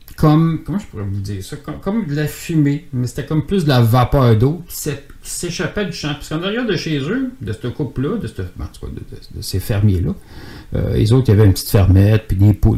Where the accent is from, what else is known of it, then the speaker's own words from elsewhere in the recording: Boucherville, Quebec, Canada; also born or lived in Longueuil / Saint-Jean-sur-Richelieu; dans ce temps-là, je restais à Boucherville. Je viens de Boucherville